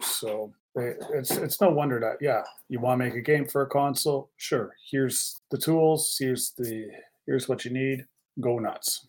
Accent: Canada

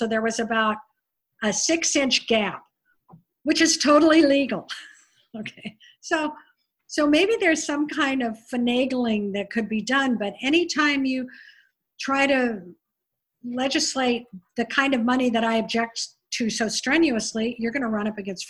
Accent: California, United States; now in Maui, United States; I grew up in California

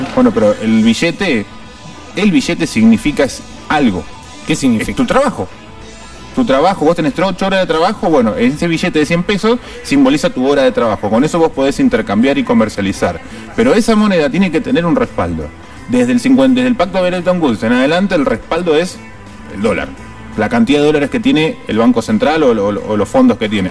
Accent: Argentina; si somos así los argentinos.

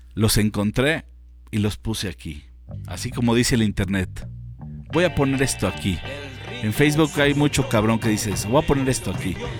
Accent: Mexico; como mexicano

